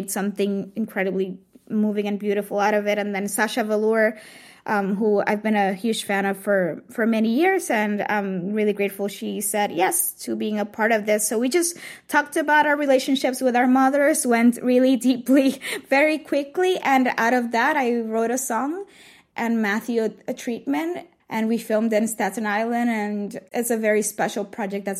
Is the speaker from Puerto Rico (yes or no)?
yes; Puerto Rico; moved away; being surrounded by drag queens when I was growing up in Puerto Rico